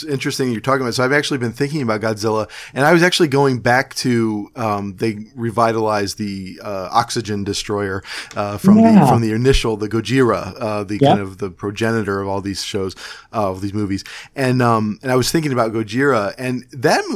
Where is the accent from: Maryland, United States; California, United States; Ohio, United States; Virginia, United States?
Ohio, United States; Cleveland; growing up in Cleveland